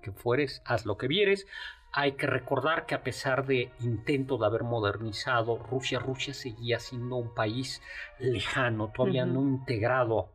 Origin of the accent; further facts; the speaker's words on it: Mexico City, Mexico; en el fondo los chilangos somos así de arrogantes